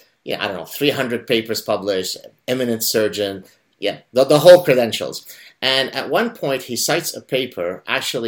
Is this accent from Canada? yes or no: yes; Canada; now in Montreal, Canada; a Canadian sitting in Montreal